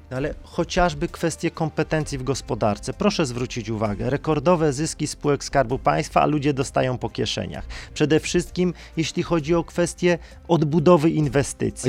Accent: Silesian Voivodeship, Poland; Jestem ze Śląska

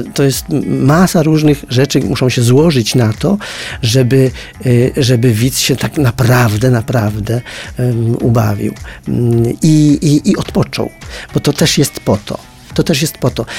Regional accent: a village near Częstochowa, Silesian Voivodeship, Poland; ja pochodzę ze wsi pod Częstochową

